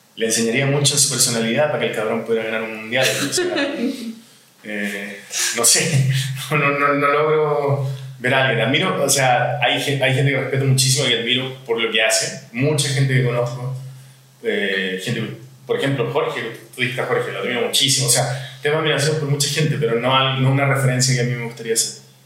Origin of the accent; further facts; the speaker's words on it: Chile; now in Mexico; soy chileno, tengo 50 años